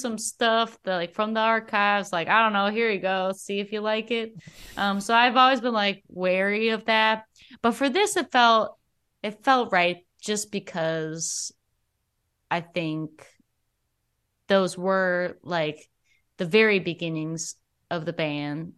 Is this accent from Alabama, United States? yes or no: yes; Alabama, United States; now in Twin Cities, United States; I moved from here to Alabama when I was, like, five.